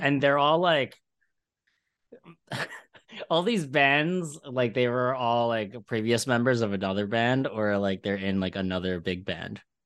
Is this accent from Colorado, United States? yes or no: no; Ridley, Pennsylvania, United States; moved away as an adult; also born or lived in Philadelphia; now in New York, United States; I grew up in Philly, or Falco